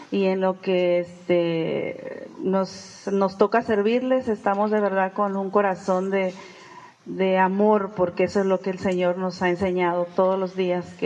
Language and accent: Spanish; Oaxaca, Mexico; now in Tijuana, Mexico; Soy del estado de Oaxaca y vine a Tijuana